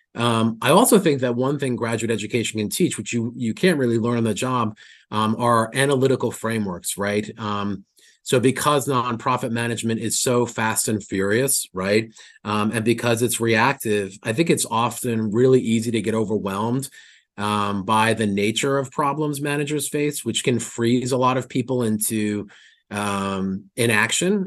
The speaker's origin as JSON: {"language": "English", "region": "New York", "country": "United States", "said": "I'm a New Yorker"}